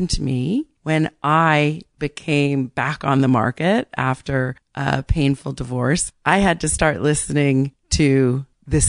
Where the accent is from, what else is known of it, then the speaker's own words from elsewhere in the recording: Barrington, Rhode Island, United States; moved away as an adult; also born or lived in Boston; now in New York City, United States; Barrington, where I grew up